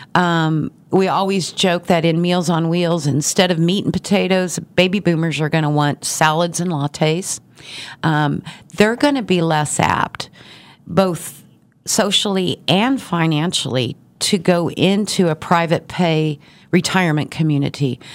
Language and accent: English; Garden City, Kansas, United States; now in Wichita, United States; I've been in Wichita for thirty years, but I originally from Garden City